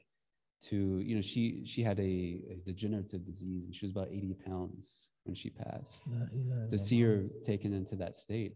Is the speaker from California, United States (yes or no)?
no; Georgia, United States; moved away; I'm from Georgia.